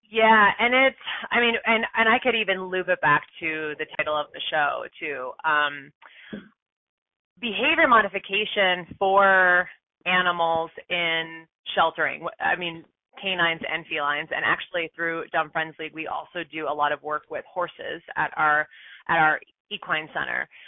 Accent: East Coast, United States; moved away; also born or lived in San Francisco / Boulder, Colorado; I'm from the East Coast

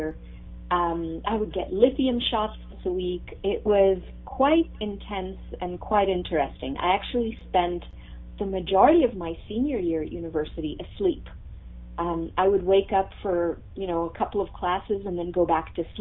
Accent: Texas, United States; also born or lived in Ramat Gan, Israel / Boston area / Houston; I was actually born in Israel. I was born in Ramat Gan, and I lived there. It's the land of diamonds and chocolate, so I was in good company. And then from there, we moved to Texas, and I lived there for most of my childhood growing up

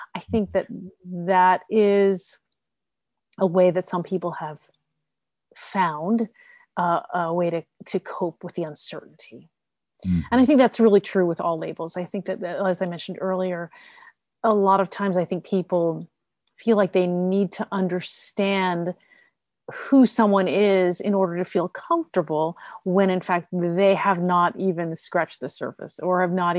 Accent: United States; And I will always say I'm American because I am. I'm sixth generation American

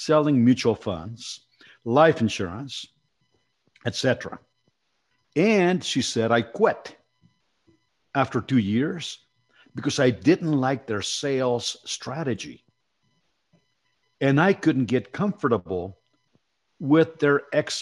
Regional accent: Mexico City, Mexico; moved away; I came from Mexico City and I came from very humble economic beginnings

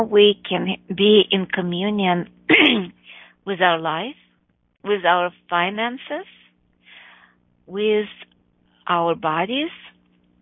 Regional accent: Chicago, Illinois, United States; my hometown, Chicago

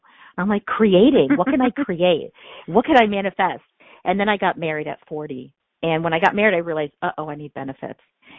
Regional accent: India; now in United States; So if it's not, if you can't tell by my name, I'm from India. And so I am an immigrant.

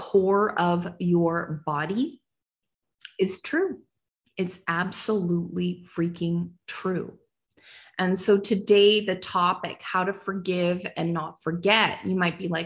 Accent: Canada; as a nation, I'm a Canadian

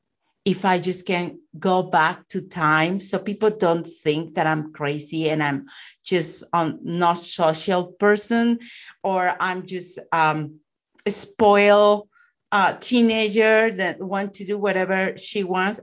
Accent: Mexico; I'm from Mexico

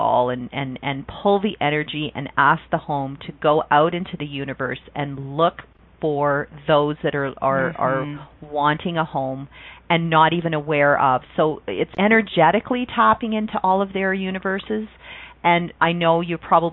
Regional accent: Canada; where I grew up in Canada

